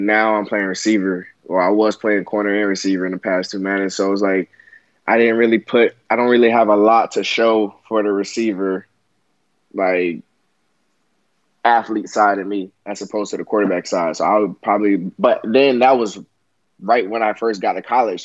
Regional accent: Broward County, Florida, United States; moved away; my hometown

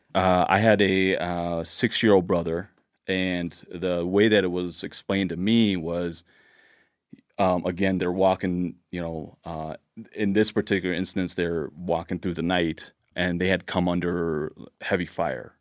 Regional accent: Laos; now in Blaine, United States; I was born in Laos

